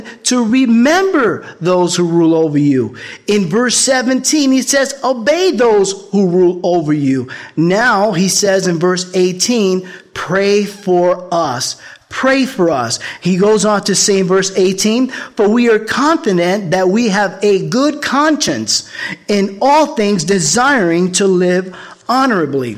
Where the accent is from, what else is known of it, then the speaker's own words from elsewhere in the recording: New York, United States; I'm from the Bronx